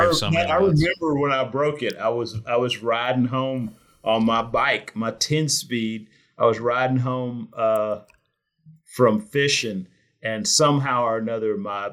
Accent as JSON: {"language": "English", "town": "Houston", "region": "Texas", "country": "United States", "tie": "born or raised there", "said": "I was born in Houston."}